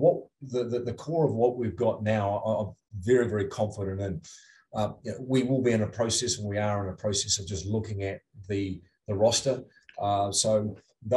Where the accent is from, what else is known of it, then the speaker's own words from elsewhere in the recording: New Zealand; moved away as an adult; now in Utah, United States; I'm from New Zealand